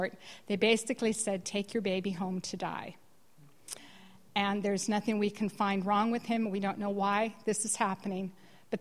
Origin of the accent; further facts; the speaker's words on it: California, United States; moved away as an adult; also born or lived in Denmark; now in Ireland; I started in California, and I grew up in California